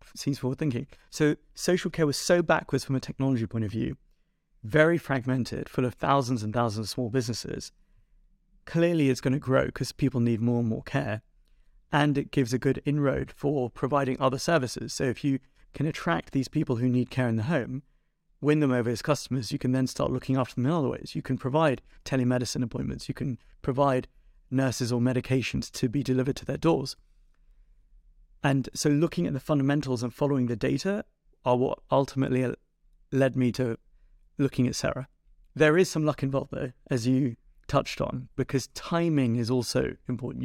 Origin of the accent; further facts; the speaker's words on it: London, United Kingdom; I was born in North London, um, actually at Northwick Park Hospital